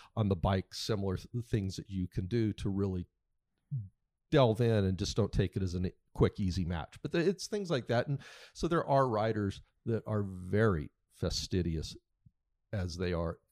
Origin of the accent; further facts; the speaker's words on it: United States; being an American because I don't, I'm not surrounded day to day in Europe